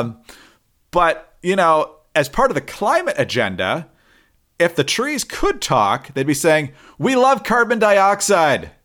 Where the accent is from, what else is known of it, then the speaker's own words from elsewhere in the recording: Upper Peninsula of Michigan, United States; I'm from the Upper Peninsula of Michigan